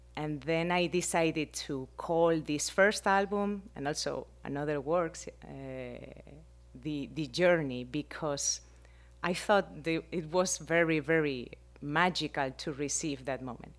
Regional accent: Spain; English is a second language; moved away as an adult; now in Miami, United States; I am from Spain and I am right now, like, six years here

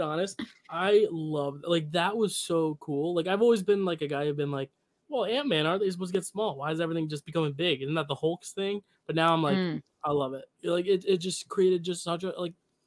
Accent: New York, United States; As a New Yorker

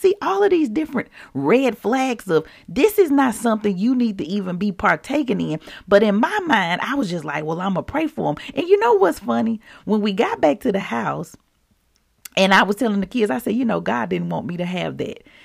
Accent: Mississippi, United States; I grew up in Mississippi

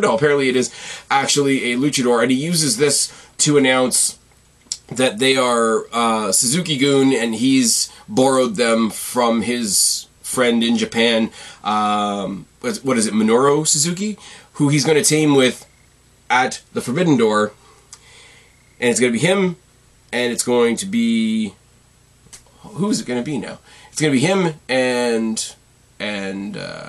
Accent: Canada; as a Canadian

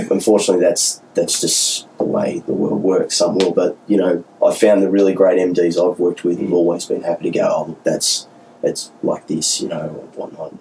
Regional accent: Newcastle, New South Wales, Australia; moved away as an adult; now in Melbourne, Australia; I grew up in Newcastle

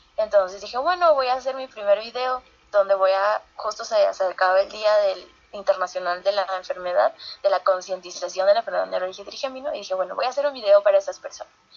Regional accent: San Pedro de Casta, Lima, Peru; cuando yo tenía 15 años en, en mi pueblo, San Pedro de Casta

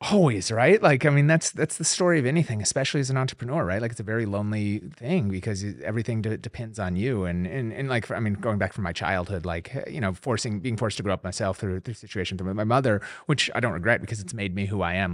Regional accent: Minneapolis, Minnesota, United States; moved away; growing up in Minneapolis

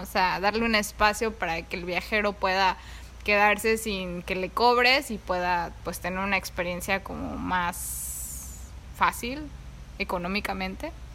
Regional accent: Mexico City, Mexico; moved away as an adult; now in Oahu, United States; yo crecí en, en la ciudad, yo viví ahí toda mi vida.

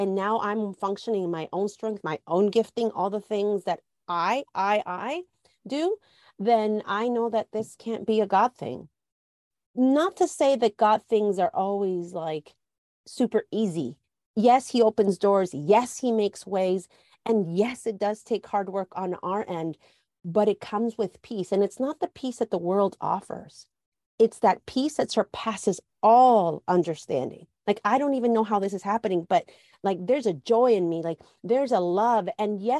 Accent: Guatemala; Culturally, I'm Latina. I was born in Guatemala.

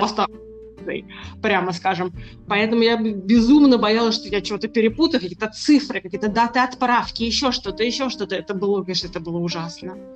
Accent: Moscow, Russia; moved away as an adult; now in Amsterdam, Netherlands; вот уже пятнадцать лет, как я коренная москвичка, живу в Голландии, в городе Амстердаме

